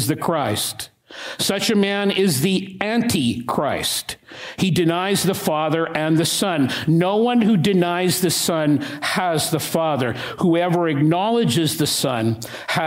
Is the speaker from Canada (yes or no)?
yes; Regina, Saskatchewan, Canada; I was 7, maybe 8 years of age, growing up in Regina